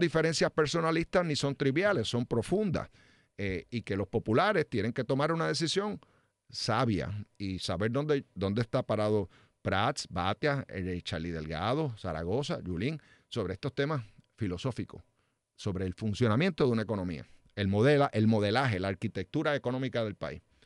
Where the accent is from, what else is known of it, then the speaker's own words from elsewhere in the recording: Trujillo Alto, Puerto Rico; Trujillo Alto, que es mi pueblo